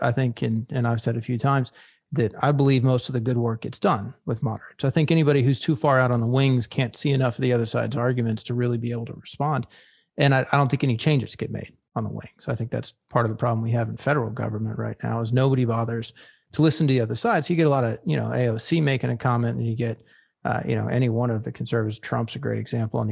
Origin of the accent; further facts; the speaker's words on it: Tampa, Florida, United States; we're both from Tampa